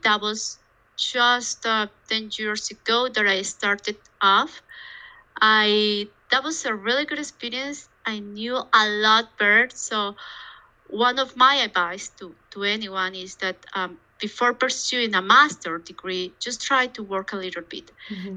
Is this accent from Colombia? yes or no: yes; Bogotá, Colombia; I was born actually in Bogota, mm-hmm. Colombia, South America, and I have spent all my childhood and actually university times here.